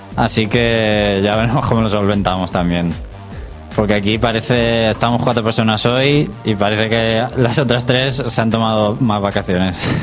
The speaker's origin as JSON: {"language": "Spanish", "country": "Spain", "said": "somos los españoles"}